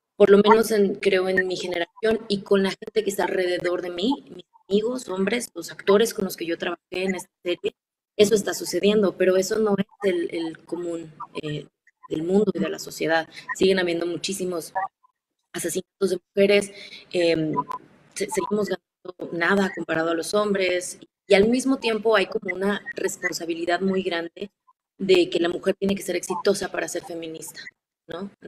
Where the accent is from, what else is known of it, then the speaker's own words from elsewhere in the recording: Ciudad Juárez, Chihuahua, Mexico; Yo crecí en Juárez